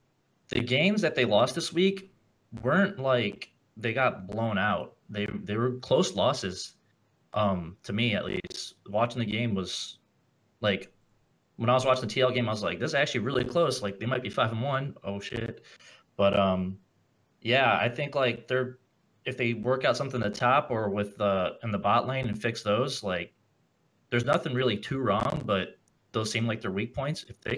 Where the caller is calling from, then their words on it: Detroit, Michigan, United States; I'm calling from the best city ever, Detroit.